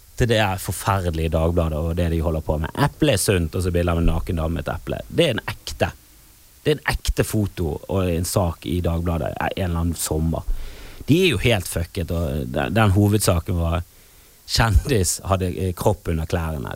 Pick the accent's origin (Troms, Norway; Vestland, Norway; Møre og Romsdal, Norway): Vestland, Norway; Bergen; der jeg kommer fra, ute i Fana